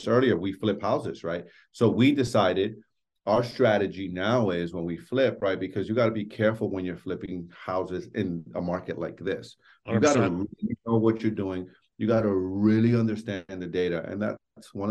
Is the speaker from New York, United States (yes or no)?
yes; New York City, New York, United States; I grew up in New York City, born and raised in Washington Heights